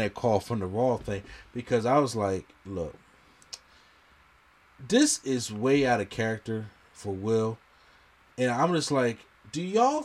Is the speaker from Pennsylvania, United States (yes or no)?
yes; Philadelphia, Pennsylvania, United States; I'm from Philly.